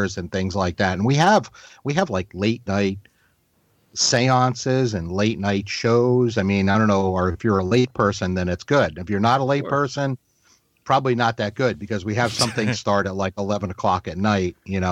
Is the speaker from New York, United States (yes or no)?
yes; New York, United States; also born or lived in Massachusetts; now in North Carolina, United States; I grew up in New York and then I moved to Massachusetts and then down here to North Carolina.